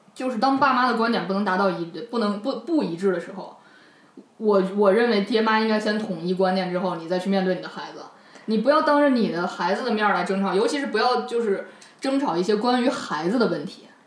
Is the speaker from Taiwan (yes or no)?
no; China; 我我们中国人没有没有把这句老话放在心上